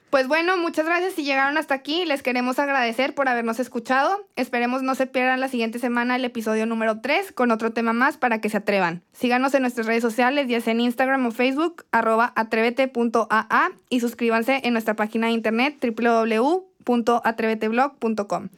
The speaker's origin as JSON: {"language": "Spanish", "town": "Torreón", "region": "Coahuila", "country": "Mexico", "said": "Soy de Torreón"}